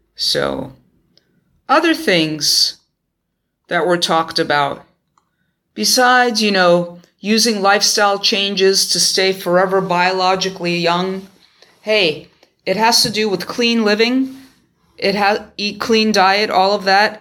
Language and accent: English; New York, United States; my hometown of New York